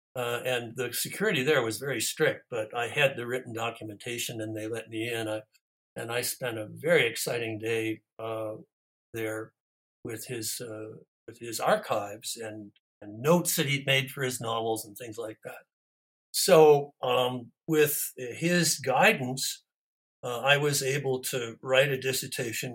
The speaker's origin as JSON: {"language": "English", "area": "near Toronto", "region": "southern Ontario", "country": "Canada", "tie": "born or raised there", "also_born_or_lived": "United States", "moved": "as an adult", "said": "I was raised, born and raised in Canada in southern Ontario, near Toronto"}